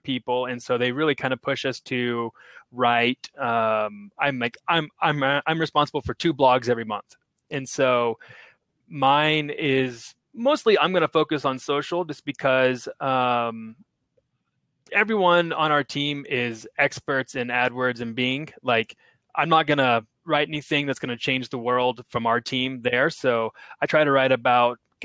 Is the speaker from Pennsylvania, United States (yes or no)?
no; Oklahoma, United States; moved away as an adult; also born or lived in Cairo, Egypt; I'm originally from Oklahoma, of a town of like 30,000 people